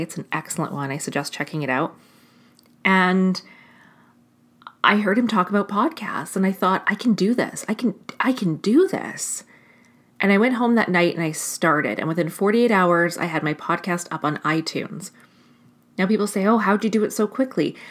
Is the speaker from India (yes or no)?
no; Canada; as a Canadian